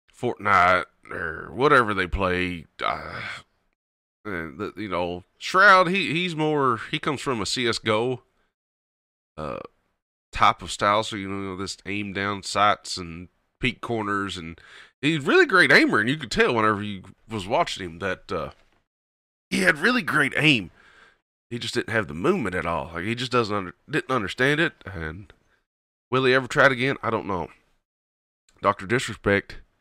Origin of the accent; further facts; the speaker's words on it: Kentucky, United States; accent: twang; hillbilly; Southern American; I'm from Kentucky. It's just my twang.